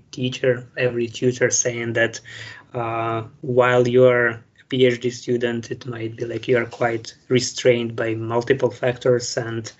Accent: Ukraine; moved away as an adult; also born or lived in Vienna, Austria; now in Ireland; I come from Ukraine.

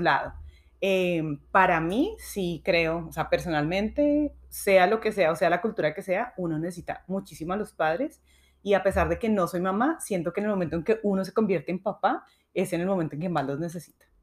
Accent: Colombia; now in United States; yo desafortunadamente no tengo a mis papás acá, ellos sí están en Colombia y sí me hacen mucha falta

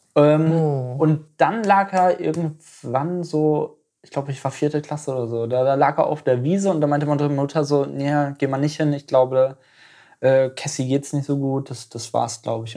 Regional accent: East Frisia, Lower Saxony, Germany; ich bin in Ostfriesland geboren.

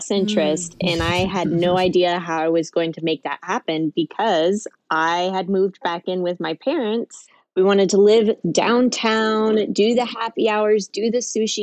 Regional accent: Kansas City, United States; I'm a Midwest millennial. I grew up in Kansas City

